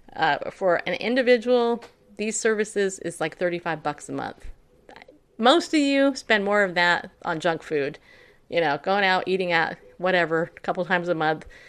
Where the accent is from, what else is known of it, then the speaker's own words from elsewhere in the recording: upstate New York, United States; moved away; also born or lived in California; I was born in New York state, upstate. And I'm so glad I don't live there